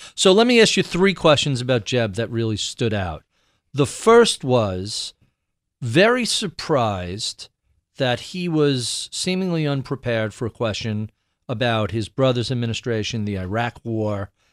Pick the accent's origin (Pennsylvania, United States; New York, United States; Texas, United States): New York, United States; I'm an odd political duck growing up in New York